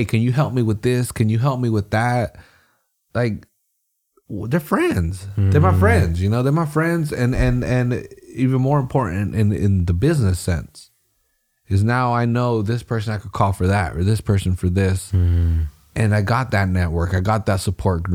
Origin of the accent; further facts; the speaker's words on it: Salinas, California, United States; I'm from Salinas and I was in my neighborhood